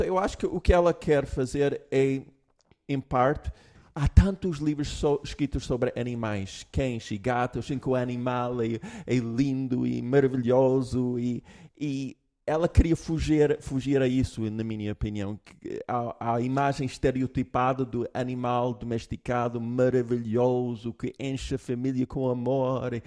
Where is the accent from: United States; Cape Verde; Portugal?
United States; moved away; eu, como americano, eu tenho uma base americana